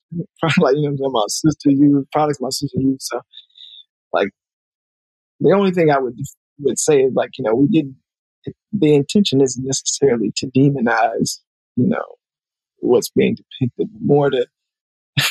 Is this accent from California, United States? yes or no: no; Alabama, United States; also born or lived in Montgomery; now in Los Angeles, United States; I'm from Alabama